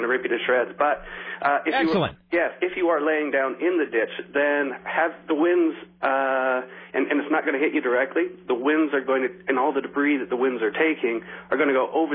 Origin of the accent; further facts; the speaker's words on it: Midwest, United States; moved away; I'm from the Midwest also